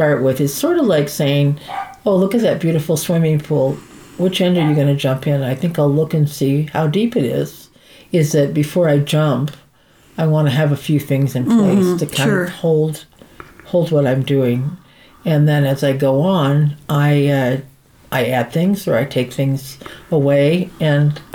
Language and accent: English; New England, United States; also born or lived in San Francisco; now in New Mexico, United States; I'm from New England